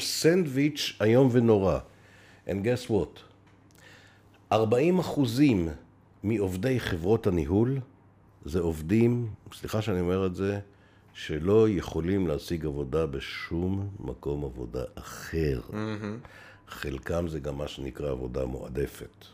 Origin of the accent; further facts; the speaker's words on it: Beersheba, Southern District, Israel; אני נולדתי בבאר שבע